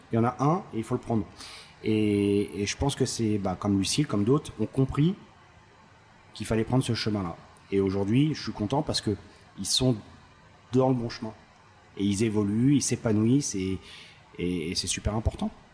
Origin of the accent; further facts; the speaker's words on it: Paris, Île-de-France, France; je suis parisien, donc euh, je, suis, né à Paris, j'ai fait mes armes à Paris